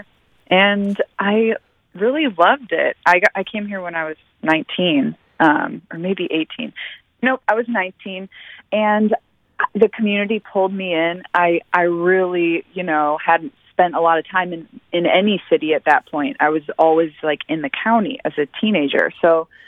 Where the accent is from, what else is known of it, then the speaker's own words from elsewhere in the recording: Defiance, Missouri, United States; I grew up in Defiance.